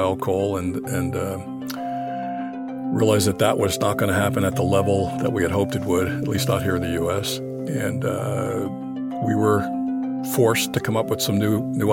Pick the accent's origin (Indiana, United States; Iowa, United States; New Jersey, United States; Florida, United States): New Jersey, United States; I was born and raised in New Jersey, the Garden State